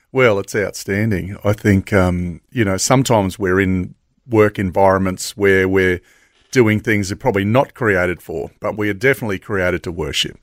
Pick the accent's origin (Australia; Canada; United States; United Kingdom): Australia; Logan, Queensland; I grew up in Logan West. So I was born in Logan West back